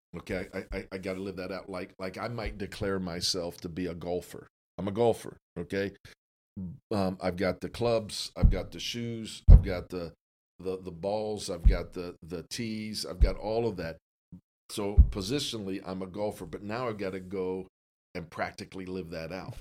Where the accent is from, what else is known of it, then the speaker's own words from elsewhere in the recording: Canton, Ohio, United States; I grew up in Canton